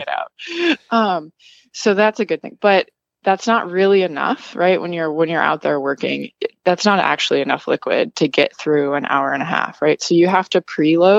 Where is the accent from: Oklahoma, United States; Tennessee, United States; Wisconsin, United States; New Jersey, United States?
Wisconsin, United States; also born or lived in New York / Massachusetts; now in Florida, United States; I'm originally from Wisconsin and I was living in like New York, Massachusetts before here